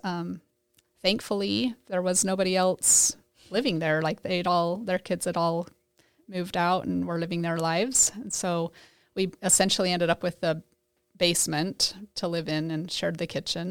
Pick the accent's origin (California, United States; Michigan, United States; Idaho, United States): Idaho, United States; New Plymouth; moved away; also born or lived in Basin City; I grew up in New Plymouth, Idaho